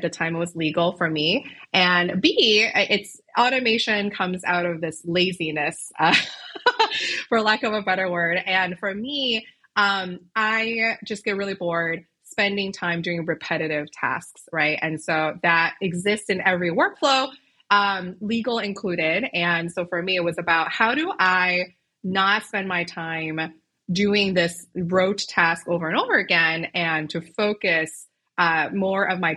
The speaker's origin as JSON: {"language": "English", "town": "Chicago", "region": "Illinois", "country": "United States", "said": "I am a lawyer from Chicago originally"}